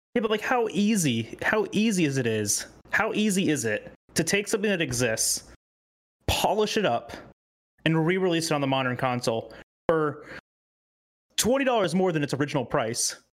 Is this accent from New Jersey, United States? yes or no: no; Loxahatchee, Florida, United States; I came from Loxahatchee, which is like where the Hicks live